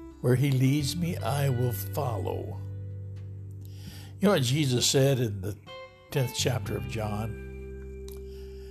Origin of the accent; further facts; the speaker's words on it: Lodi, California, United States; my hometown of Lodi, California